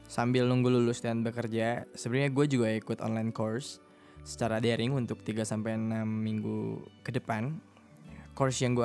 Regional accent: Tasikmalaya, West Java, Indonesia; also born or lived in Bandung; now in Jakarta, Indonesia; eh gue lahir di Tasikmalaya lahir dan besar di Tasik itu kota sejuta kenangan

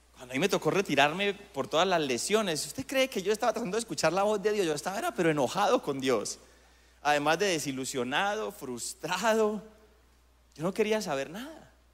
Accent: Colombia; nuestro país

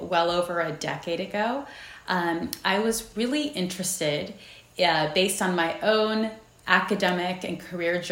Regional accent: San Jose, California, United States; I was born and raised in San Jose, California

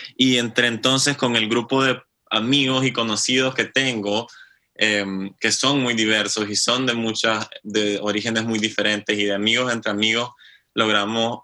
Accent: Nicaragua; moved away as an adult; now in Norway; este es un proyecto que vengo trabajando desde que me fui de Nicaragua

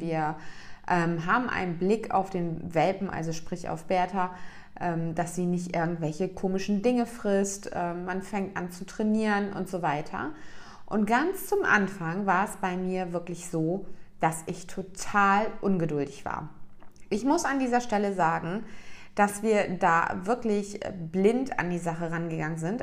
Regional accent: East Germany, Germany; ich bin ein Kind, was in der DDR aufgewachsen ist

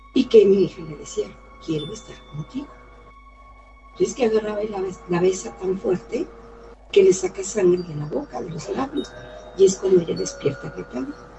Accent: Aguascalientes, Mexico; Soy de Aguascalientes, México

